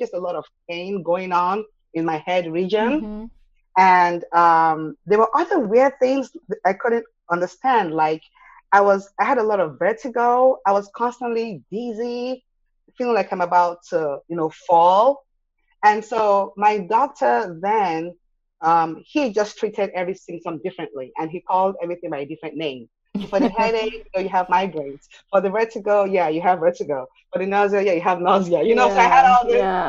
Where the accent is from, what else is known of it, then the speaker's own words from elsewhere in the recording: Nigeria; moved away as an adult; now in Austin, United States; when I was a kid growing up in Nigeria